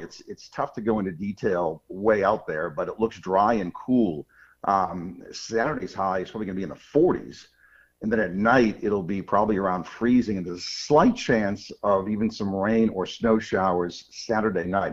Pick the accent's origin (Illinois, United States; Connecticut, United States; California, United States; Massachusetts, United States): Massachusetts, United States; outside of Boston; I grew up outside of Boston